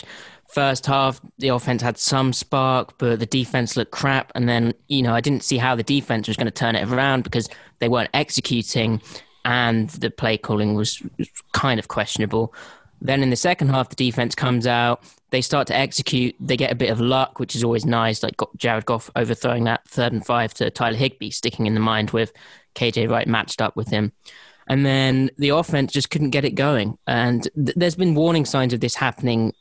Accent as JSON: {"language": "English", "region": "London", "country": "United Kingdom", "tie": "born or raised there", "said": "I was born in London"}